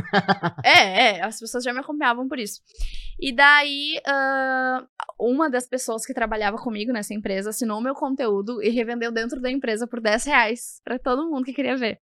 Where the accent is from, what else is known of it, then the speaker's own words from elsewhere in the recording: Porto Alegre, Rio Grande do Sul, Brazil; eu vim da Zona Norte mesmo, daqui de Porto Alegre, do bairro Mar Quintana.